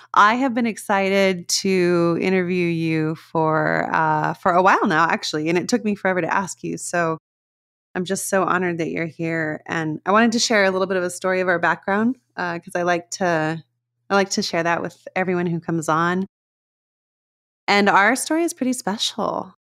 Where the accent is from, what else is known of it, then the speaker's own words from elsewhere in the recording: Las Cruces, New Mexico, United States; I grew up in Las Cruces, New Mexico